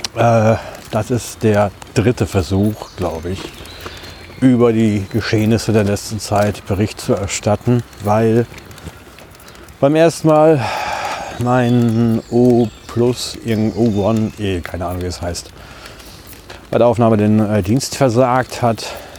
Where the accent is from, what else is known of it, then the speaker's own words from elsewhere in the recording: Ibbenbüren, North Rhine-Westphalia, Germany; now in Düsseldorf, Germany; die Wohnungslage in meiner Heimatstadt war ja eher angespannt